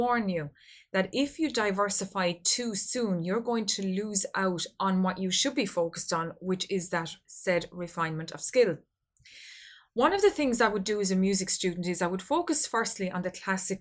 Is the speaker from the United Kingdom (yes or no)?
no; Ireland; I come from Ireland